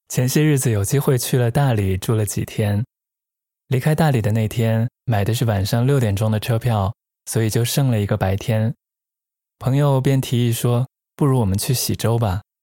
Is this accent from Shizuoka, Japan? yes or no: no; Hokkaido, Japan; moved away; also born or lived in Xi'an, China / Tokyo, Japan; 我生在西安，在北海道长大，后来去了东京，在日本一共二十年了